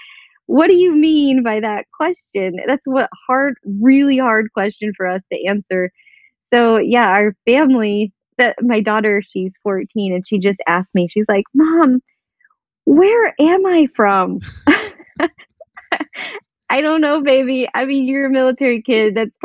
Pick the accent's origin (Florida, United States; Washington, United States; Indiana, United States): Indiana, United States; born there; he was born in New York, I was born in Indiana, Emily was born in Germany, Colin was born in Kentucky.